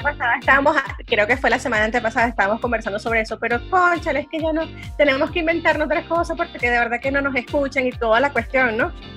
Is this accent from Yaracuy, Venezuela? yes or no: yes; San Felipe, Yaracuy, Venezuela; now in Barquisimeto, Venezuela; yo crecí, yo crecí en San Felipe, en el estado Yaracuy.